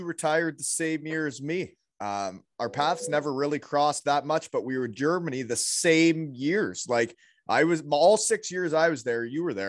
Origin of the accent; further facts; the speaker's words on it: Elmira, Ontario, Canada; We are both from Elmira, Ontario, right? Six years apart, though.